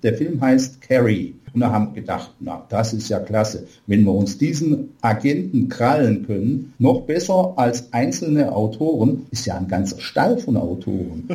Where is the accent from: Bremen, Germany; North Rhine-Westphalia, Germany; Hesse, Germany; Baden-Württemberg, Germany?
Baden-Württemberg, Germany; Aalen; Bei uns in Aalen